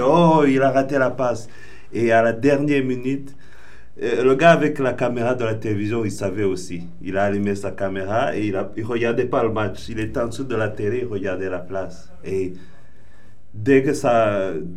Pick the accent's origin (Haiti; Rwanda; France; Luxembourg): Rwanda; je suis originel du Rwanda